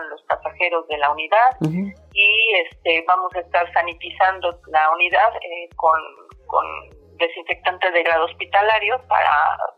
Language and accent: Spanish; Mexico City, Mexico; moved away as an adult; now in Cancún, Mexico; Nosotros nos mudamos aquí a, la zona de Cancún, nosotros somos de la Ciudad de México.